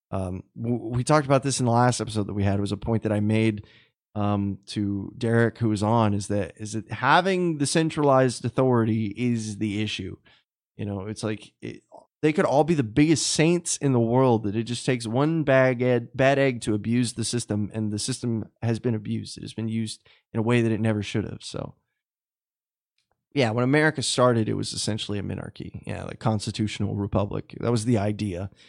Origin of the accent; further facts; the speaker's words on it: Texas, United States; Uh, Ryan, I, I'm I'm from Texas.